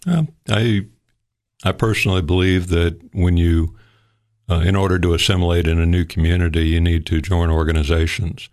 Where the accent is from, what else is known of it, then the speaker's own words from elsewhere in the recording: Fort Lauderdale, Florida, United States; moved away as an adult; now in Sparta, Tennessee, United States; my wife and I, uh, we come from South Florida